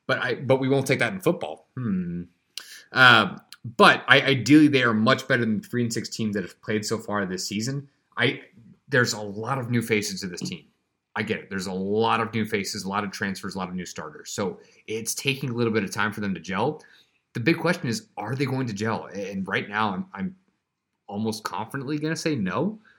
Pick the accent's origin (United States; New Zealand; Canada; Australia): Australia; I'm from Australia.